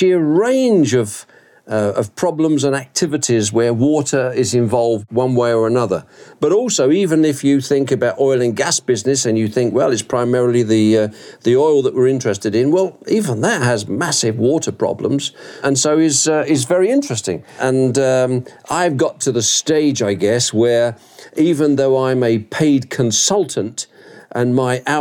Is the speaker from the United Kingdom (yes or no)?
yes; England, United Kingdom; accent: Brit; moved away as an adult; also born or lived in Southeast Asia; now in Georgia, United States; I'm English originally.